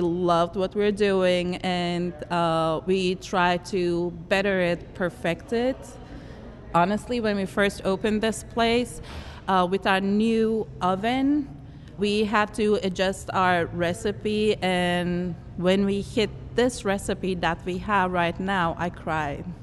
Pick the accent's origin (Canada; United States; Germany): Germany; born there; we have been together uh, with some uh, Jewish communities all throughout my life and I was born in Germany.